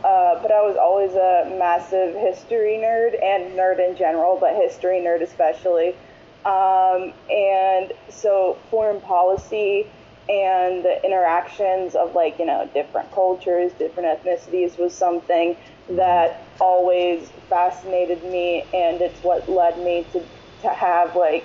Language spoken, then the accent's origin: English; Broward County, Florida, United States; I'm from Broward County, Florida, specifically Florida's 23rd district